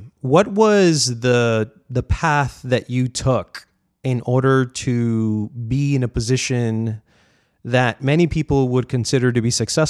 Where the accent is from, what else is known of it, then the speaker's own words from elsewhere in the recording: New York City, New York, United States; also born or lived in Colombia; I'm from Colombia, but born here in New York City.